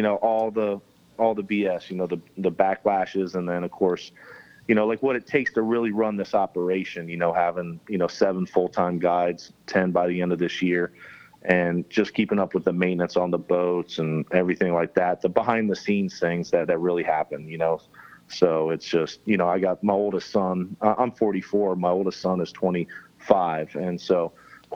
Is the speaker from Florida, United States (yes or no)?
yes; Florida Keys, United States; since you're born and raised in the Keys, you're called a conch. And so he's a conch, I'm a conch